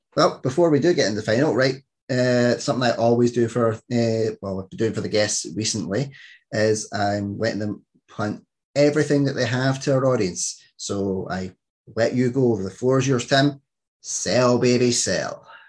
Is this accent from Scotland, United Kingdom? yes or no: yes; Scotland, United Kingdom